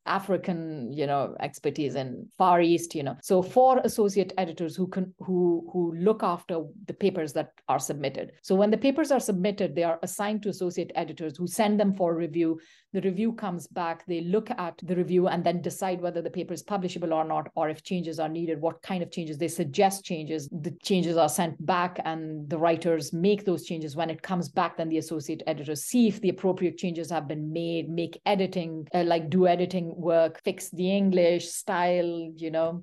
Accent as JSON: {"language": "English", "country": "Pakistan", "first_language": "Pashto", "second_language": "English", "moved": "yes", "lives_now": "Canada", "said": "my mother tongue, Pashto"}